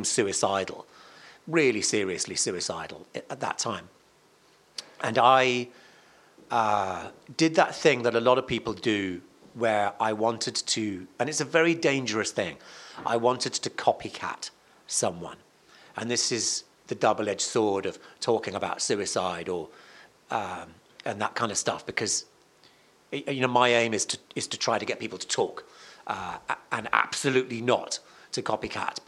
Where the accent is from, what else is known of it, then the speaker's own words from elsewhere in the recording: Cardiff, Wales, United Kingdom; my hometown is Cardiff